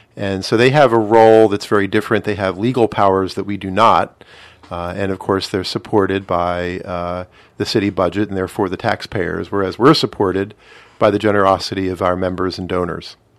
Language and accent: English; Philadelphia, Pennsylvania, United States; I grew up in the Burr Home section of Northeast Philadelphia.